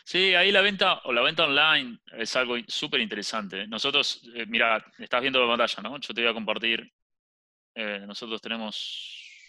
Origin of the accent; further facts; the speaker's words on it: Argentina; siendo argentino, soy el único socio que es argentino